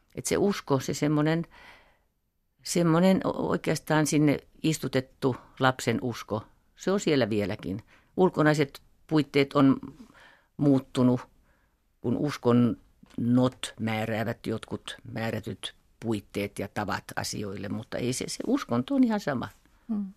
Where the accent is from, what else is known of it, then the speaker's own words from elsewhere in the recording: Finland; tämä meidän Suomen juutalaisten